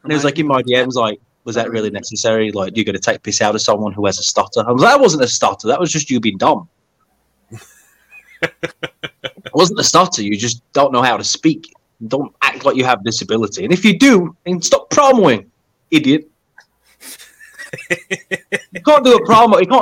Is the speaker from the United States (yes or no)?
no; United Kingdom; I'm British